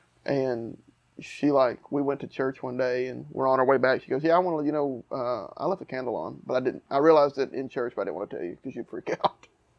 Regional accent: the South, United States; we're from the South.

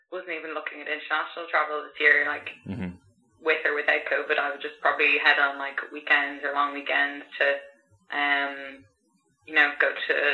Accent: Ireland; moved away as an adult; also born or lived in France / South America; I loved Ireland. I loved home.

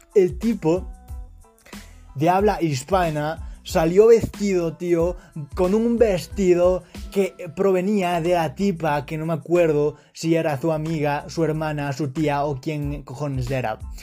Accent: Quito, Pichincha, Ecuador; soy de Quito, Ecuador

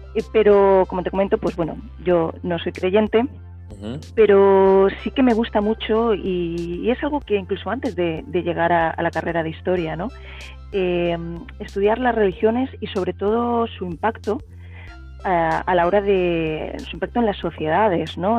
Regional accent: Elche, Valencian Community, Spain; yo nací y sigo viviendo en Elche, que es una ciudad media de provincias, de la provincia de Alicante, en el sureste de España

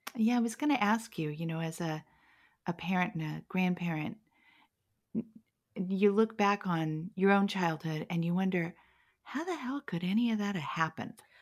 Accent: Los Angeles, California, United States; moved away; I was born and raised there. Grew up there. Love that town.

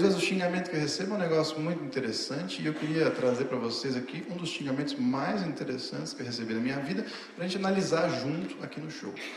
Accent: Osasco, São Paulo, Brazil; eu sou de Osasco

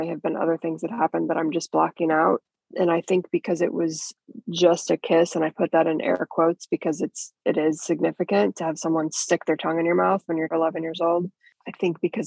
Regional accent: Kansas City, Missouri, United States; I grew up in Kansas City. People often say Kansas or Missouri, and it's really both because the city is divided down the middle by the state line, so you go back and forth all day. But that's where I was raised

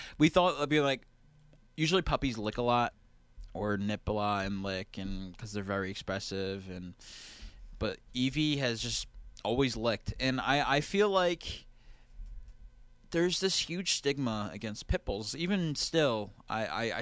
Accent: New Jersey, United States; I'm from New Jersey

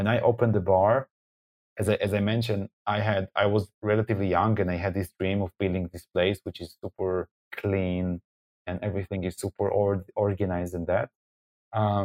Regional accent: Israel; I'm coming from Israel

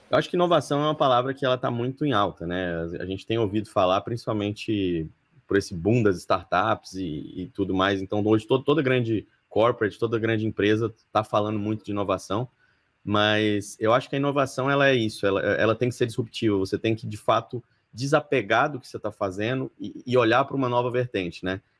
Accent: Palmas, Tocantins, Brazil; now in São Paulo, Brazil; eu sou de Tocantins, né? Conforme eu mencionei, eu sou de Palmas Tocantins, me formei lá.

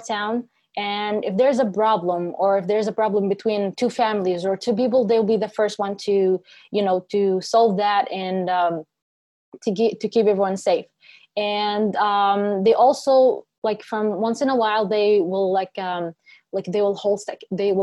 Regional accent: Kafr Qasim, Central District, Israel; I was raised and born in a town called Kfar Qasim, which is located in the center of Israel.

